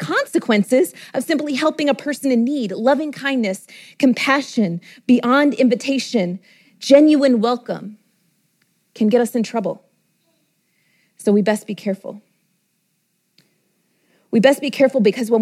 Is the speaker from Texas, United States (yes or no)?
yes; Texas, United States; my home state of Texas